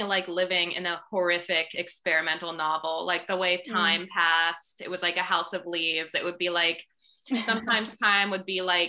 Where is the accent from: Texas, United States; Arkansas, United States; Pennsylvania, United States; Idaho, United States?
Pennsylvania, United States; Indiana County; moved away as an adult; also born or lived in New Orleans; now in Pittsburgh, United States; I'm from the area, I'm from Indiana County, but I have like family roots in the city